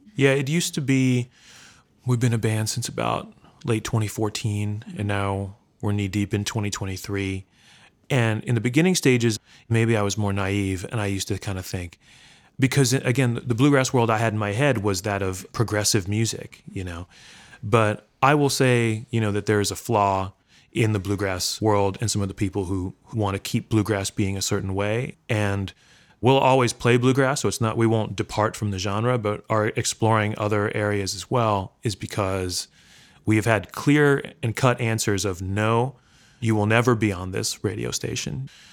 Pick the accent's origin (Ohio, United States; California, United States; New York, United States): New York, United States; I grew up in Brooklyn